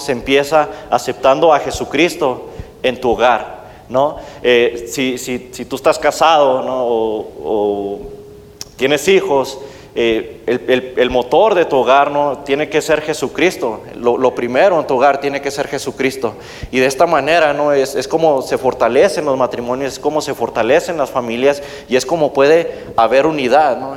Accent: Mexico; now in United States; de donde yo soy originario, eh, de mi país México

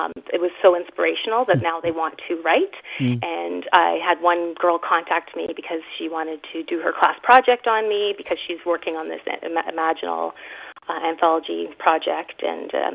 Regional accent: Thunder Bay, Ontario, Canada; I'm from Thunder Bay, Ontario.

